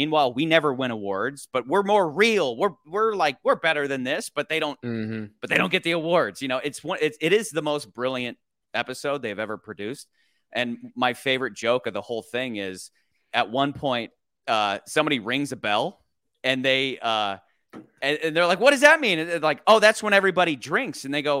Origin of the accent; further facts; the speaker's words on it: Michigan, United States; Oh, like family friends from growing up in Michigan.